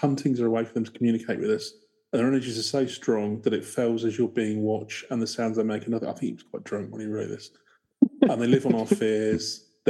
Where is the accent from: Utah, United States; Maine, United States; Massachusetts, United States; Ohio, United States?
Ohio, United States; Born and raised in Ohio, my husband on Creek Road. We all grew up with Char Man, but never heard of the other stories.